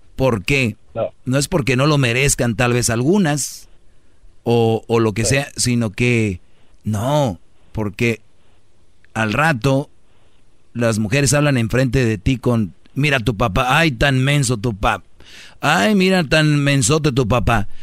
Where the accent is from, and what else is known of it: Mexico; moved away